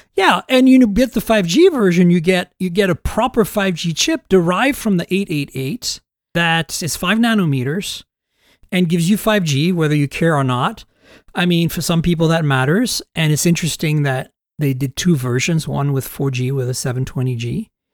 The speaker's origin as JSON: {"language": "English", "country": "United States", "said": "as an American reviewer"}